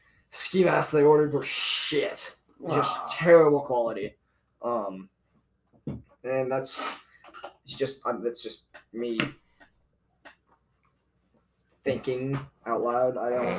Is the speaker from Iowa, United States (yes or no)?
yes; Iowa, United States; I'm from Iowa